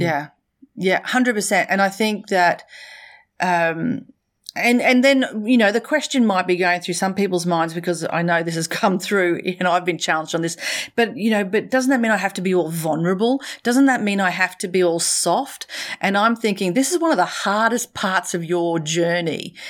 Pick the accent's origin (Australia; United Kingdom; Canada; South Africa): Australia; accent: Australian; also born or lived in Brisbane, Australia / central Queensland, Australia / Middle East; I'm a little more Australian